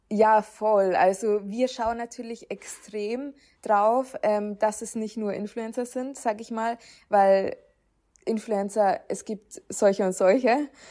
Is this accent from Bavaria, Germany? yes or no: yes; Upper Palatinate, near Nuremberg, Bavaria, Germany; ich komme ja auch aus der Nähe von Nürnberg. Es ist allerdings noch Oberpfalz